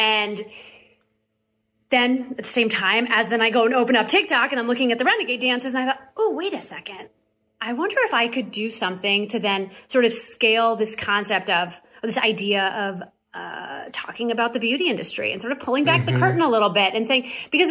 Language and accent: English; Missouri, United States; I grew up in Missouri